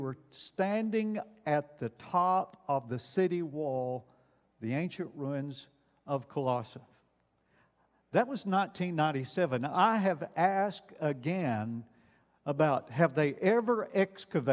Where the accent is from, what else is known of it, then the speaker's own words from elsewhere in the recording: Alabama, United States; moved away; I grew up in Alabama